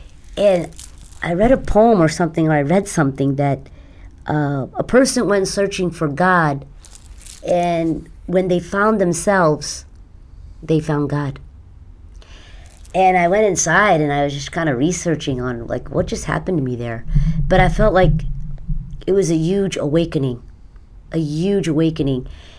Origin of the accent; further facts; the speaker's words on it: Mumbai, Maharashtra, India; born there; I was born in Mumbai.